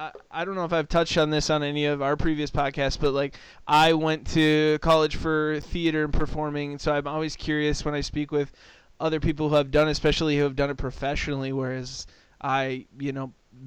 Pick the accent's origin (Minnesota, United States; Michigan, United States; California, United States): Minnesota, United States; growing up in Minnesota